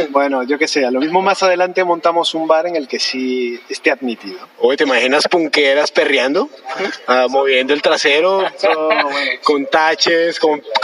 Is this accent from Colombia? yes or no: yes; Colombia; que somos colombianos